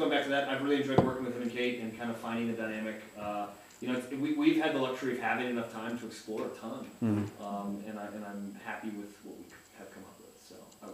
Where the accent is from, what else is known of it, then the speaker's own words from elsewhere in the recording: United Kingdom; I'm just a British ass.